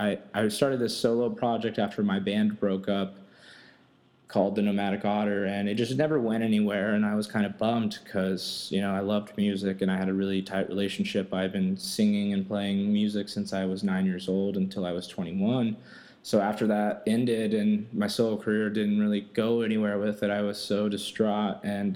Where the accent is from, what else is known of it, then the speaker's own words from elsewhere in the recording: Brazil; English is a second language; also born or lived in Texas / California; now in United States; because I'm from Brazil, lived in Texas for 11 years, and then I moved out to California in 2008, so I'm from all over.